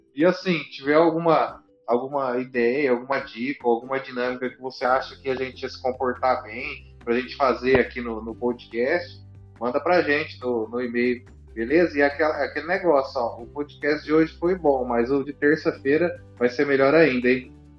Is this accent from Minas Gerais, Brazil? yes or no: no; São Paulo, Brazil; a gente é do estado de São Paulo